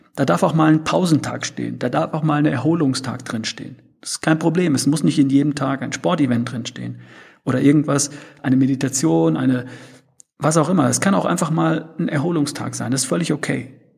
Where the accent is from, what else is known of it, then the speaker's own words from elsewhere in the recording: North Rhine-Westphalia, Germany; ich bin Ostwestfale, wir sprechen etwas anders